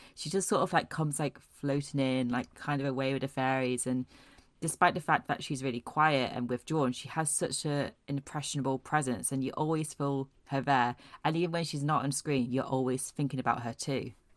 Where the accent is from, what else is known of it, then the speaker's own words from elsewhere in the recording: Aberdeen, Scotland, United Kingdom; I was born and bred in Scotland